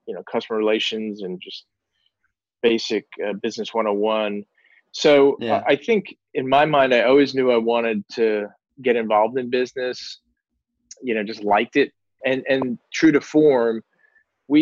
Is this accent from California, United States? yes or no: no; Kings Park, New York, United States; I grew up in New York on Long Island.